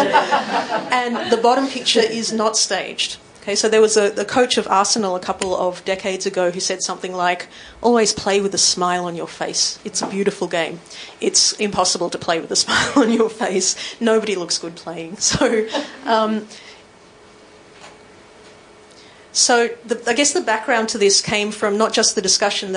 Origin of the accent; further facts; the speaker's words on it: Melbourne, Victoria, Australia; also born or lived in Sydney; we're from Melbourne